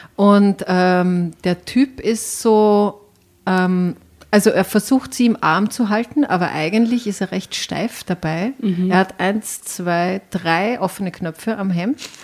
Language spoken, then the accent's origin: German; Enns Valley near Schladming, Upper Styria, Austria